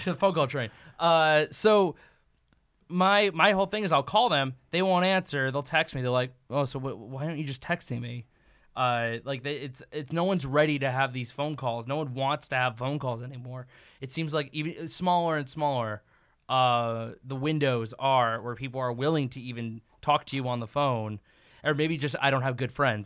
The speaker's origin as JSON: {"language": "English", "region": "East Coast", "country": "United States", "moved": "yes", "said": "I'm from the East Coast originally"}